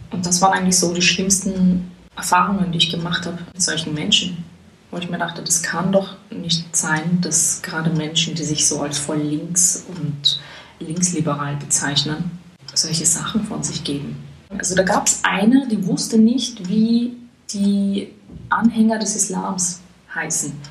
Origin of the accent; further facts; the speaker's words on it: Vienna, Austria; now in Berlin, Germany; also es hat halt zugenommen in den letzten Jahren, aber es gibt dann halt immer noch so Gegenden, wo du also schon einfach herausstichst.